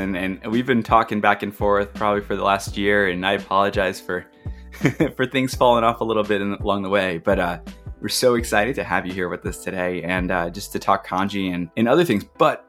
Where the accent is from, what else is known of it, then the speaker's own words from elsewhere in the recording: Metairie, Louisiana, United States; I grew up in Metairie too, actually.